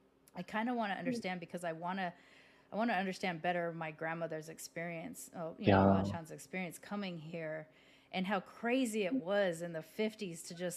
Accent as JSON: {"language": "English", "region": "Southern California", "country": "United States", "tie": "born or raised there", "said": "because I grew up in Southern California, which has a very large Mexican population. My stepmother was Mexican"}